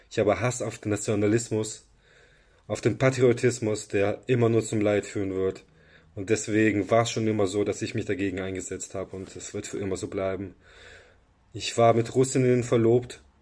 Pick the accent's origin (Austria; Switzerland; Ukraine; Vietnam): Ukraine; now in Germany; sah ich, dass meine alte Heimat sich im Krieg befindet in einem Krieg, in dem sie umzingelt und von einer Übermacht völlig chancenlos gerade überrannt wird.